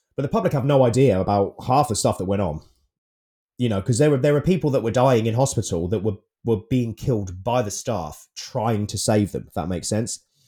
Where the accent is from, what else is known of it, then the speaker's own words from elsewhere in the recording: United Kingdom; being British